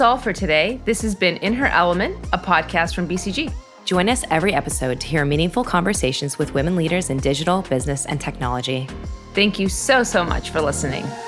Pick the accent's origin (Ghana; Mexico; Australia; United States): United States; being an American